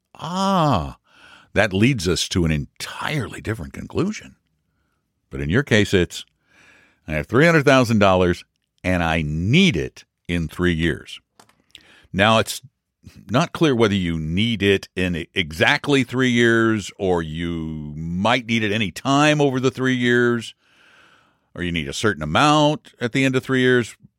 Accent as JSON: {"language": "English", "town": "Colorado Springs", "region": "Colorado", "country": "United States", "tie": "born or raised there", "moved": "as an adult", "said": "Colorado Springs. Not the place where I was born, but I call it my hometown because I grew up there from junior high through high school through much of my adult life"}